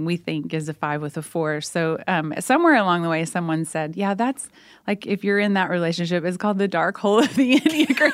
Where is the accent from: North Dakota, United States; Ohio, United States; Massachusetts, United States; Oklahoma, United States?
Oklahoma, United States; we're both from Oklahoma